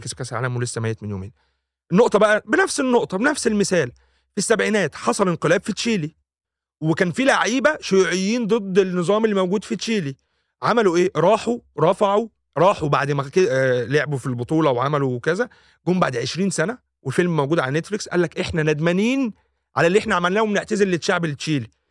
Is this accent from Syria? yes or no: no; Egypt; انا كمواطن او كانسان مصري